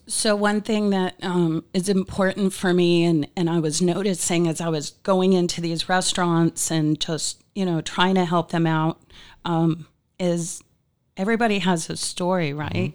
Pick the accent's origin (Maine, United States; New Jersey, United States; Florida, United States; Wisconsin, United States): Maine, United States; Old Town; now in Naples, United States; originally I'm from Maine